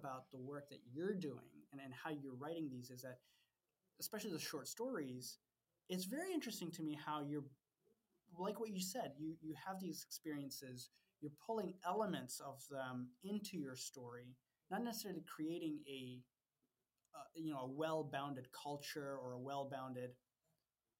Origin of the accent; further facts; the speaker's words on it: Ethiopia; moved away; I don't come from the United States. You know, my parents are Indian. I grew up in Ethiopia